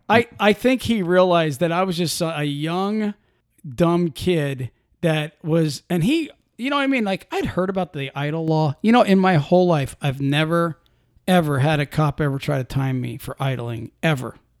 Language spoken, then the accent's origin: English; Pennsylvania, United States; I'm from Pennsylvania